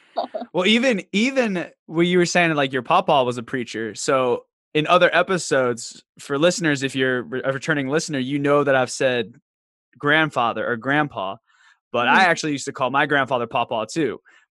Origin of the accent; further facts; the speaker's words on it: Virginia, United States; now in Charlotte, United States; growing up in Southwestern Virginia, and having a very country family, it doesn't come out a lot now that I'm in Charlotte.